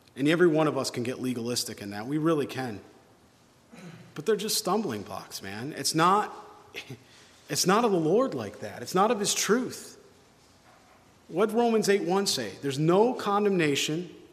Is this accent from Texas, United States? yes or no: no; New York, United States; moved away; I'm from New York originally